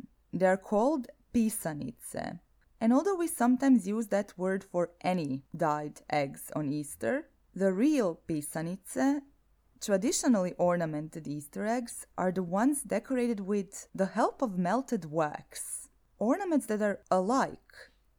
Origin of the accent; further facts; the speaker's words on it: Zagreb, City of Zagreb, Croatia; my hometown of Zagreb